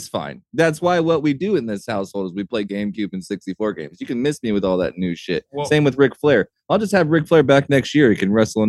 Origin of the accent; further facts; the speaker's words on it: Indiana, United States; Growing up in Indiana, I know a bunch of people that are just like the Godwins.